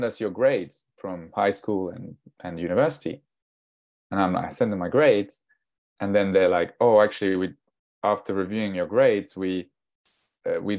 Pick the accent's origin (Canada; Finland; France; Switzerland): France; I'm half English, half Danish, but I was born and raised in France.